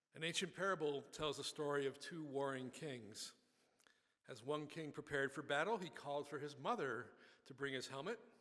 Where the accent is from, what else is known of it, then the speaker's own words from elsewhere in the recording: Buffalo, New York, United States; I grew up in Buffalo, New York